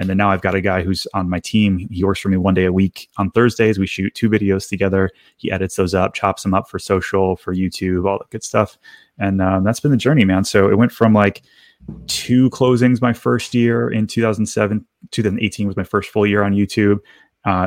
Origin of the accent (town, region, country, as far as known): Detroit, Michigan, United States; moved away as an adult